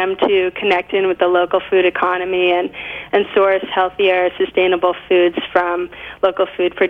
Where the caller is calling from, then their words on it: Great Barrington, Massachusetts, United States; I am calling you from, I am actually in Great Barrington, Massachusetts, right now in South Berkshire County.